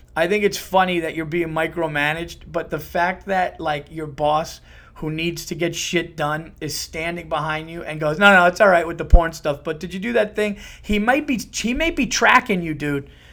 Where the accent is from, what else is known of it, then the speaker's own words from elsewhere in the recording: Yonkers, New York, United States; I was born in Saint John's Riverside in Yonkers